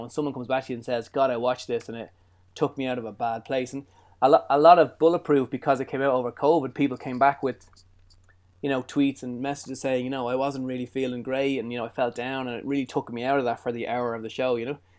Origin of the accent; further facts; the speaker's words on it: Ireland; I'm Irish